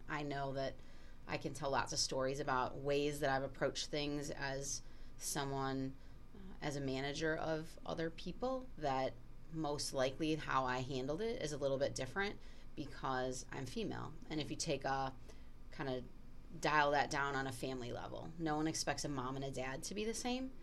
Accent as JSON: {"language": "English", "town": "Milwaukee", "region": "Wisconsin", "country": "United States", "tie": "born or raised there", "said": "as a person who went to an all girls Catholic high school growing up in the Milwaukee area"}